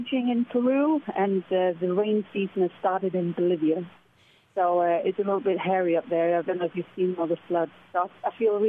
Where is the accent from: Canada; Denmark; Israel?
Denmark; moved away as an adult; also born or lived in United Kingdom; I'm originally from Denmark, but I've spent the last 16 years working and living in the UK as a pilot